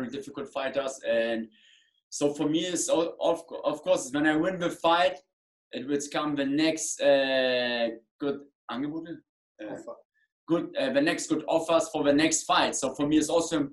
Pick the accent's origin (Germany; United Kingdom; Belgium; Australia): Germany; English is a second language; I come from Germany, I box in England